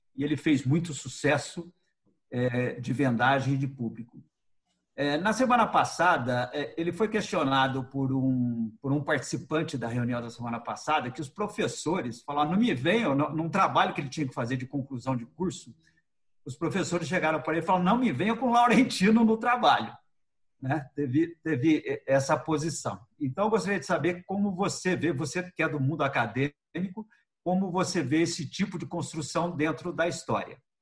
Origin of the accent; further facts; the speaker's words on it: Águas da Prata, São Paulo, Brazil; eu sou de Águas da Prata, né, divisa com Minas Gerais